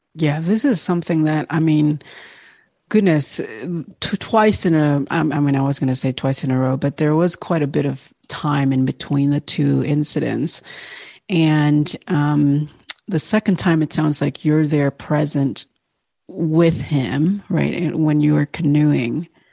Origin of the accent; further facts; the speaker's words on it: Bali, Indonesia; Bali, Indonesia, which is, of course, my home country